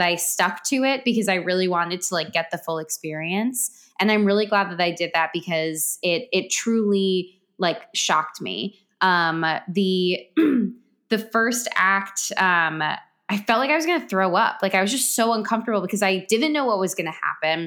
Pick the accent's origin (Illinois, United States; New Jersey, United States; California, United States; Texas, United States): New Jersey, United States; Westfield; my hometown